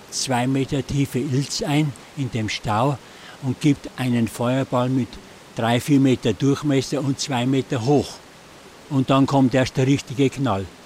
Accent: Bavaria, Germany; sage ich als Bayer

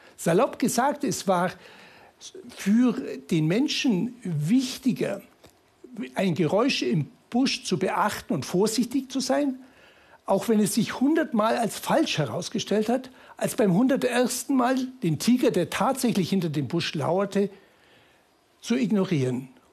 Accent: Munich, Bavaria, Germany; bin ich aus München

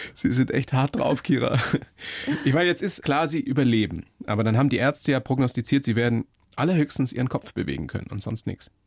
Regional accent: Germany; bei uns in Deutschland

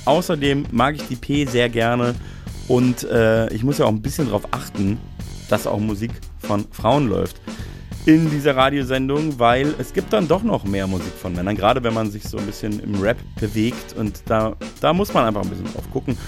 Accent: Munich, Bavaria, Germany; in meiner Heimat, in der Moffathalle

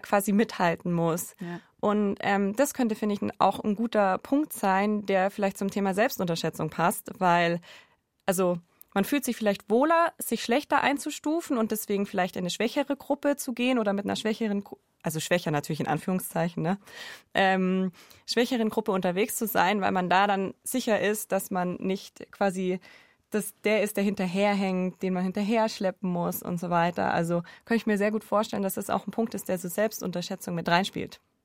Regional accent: Allgäu, Bavaria, Germany; Ich bin im Allgäu aufgewachsen

